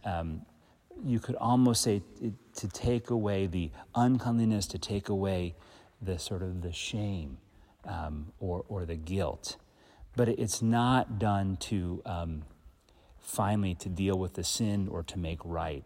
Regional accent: Philadelphia suburbs, Pennsylvania, United States; I was born on the Pennsylvania side of the Philly suburbs

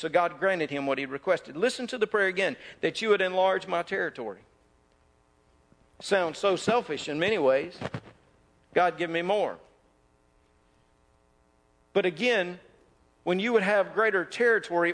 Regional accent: North Mississippi, United States; I grew up in North Mississippi

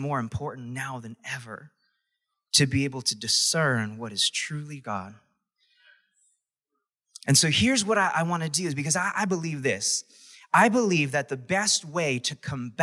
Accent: New York, United States; I was from New York

